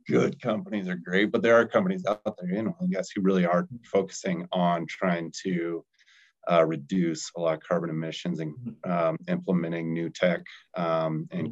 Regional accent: Colorado, United States; also born or lived in Salt Lake City, Utah; being from Colorado

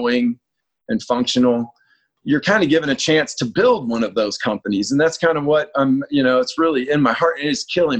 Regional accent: Atlanta, Georgia, United States; moved away as an adult; also born or lived in North Carolina; now in California, United States; I grew up in Atlanta, Georgia.

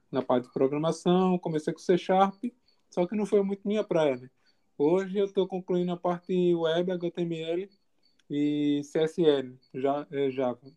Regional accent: Jaboatão dos Guararapes, Pernambuco, Brazil; onde eu moro. Sou de Jaboatão.

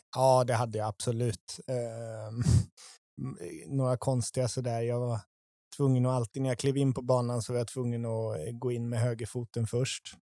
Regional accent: Tibro, Västra Götaland, Sweden; jag är uppväxt i Sverige

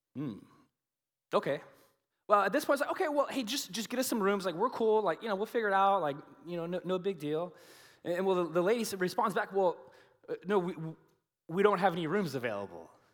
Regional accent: United States; we Americans

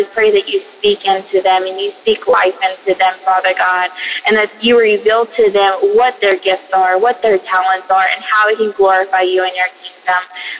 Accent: Tennessee, United States; I'm from Tennessee.

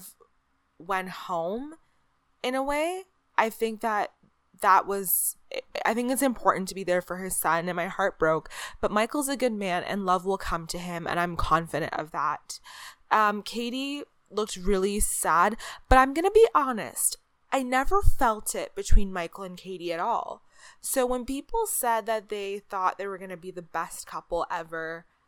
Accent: Canada; as a Canadian

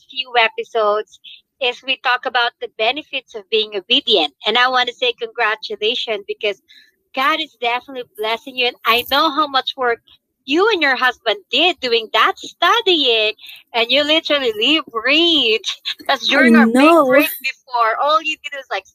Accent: Philippines; as Filipino, I gotta have the pancit

